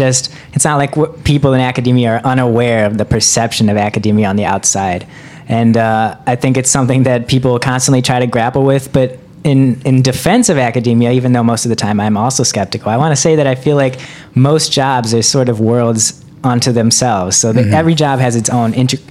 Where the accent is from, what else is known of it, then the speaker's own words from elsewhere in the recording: Hobart, Indiana, United States; moved away as an adult; also born or lived in Evanston, Illinois; I am from, it's called Hobart, Indiana, which is a small town in Northwest Indiana